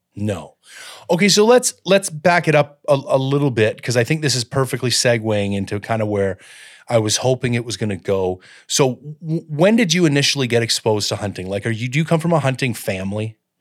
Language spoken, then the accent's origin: English; Collingwood, Ontario, Canada; moved away; also born or lived in Owen Sound / Barrie / London, Ontario; I grew up at Blue Mountain in Collingwood